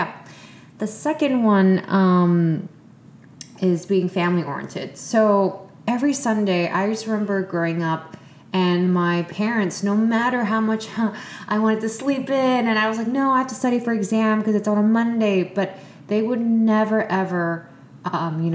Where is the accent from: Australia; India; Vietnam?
Vietnam; moved away; my childhood years in Vietnam, since, you know, that was a place where I was born and raised